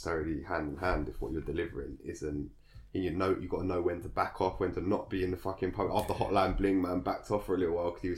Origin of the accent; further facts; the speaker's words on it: London, United Kingdom; I grew up in Angel Islet